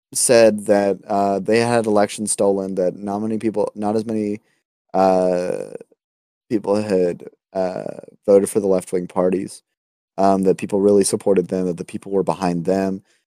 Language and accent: English; United States; as an American